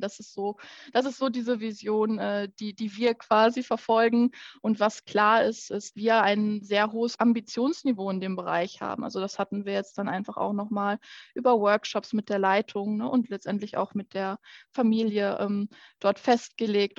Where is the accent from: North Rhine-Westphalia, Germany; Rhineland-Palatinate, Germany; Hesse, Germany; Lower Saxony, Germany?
North Rhine-Westphalia, Germany; Petershagen; Ich komme aus Petershagen ursprünglich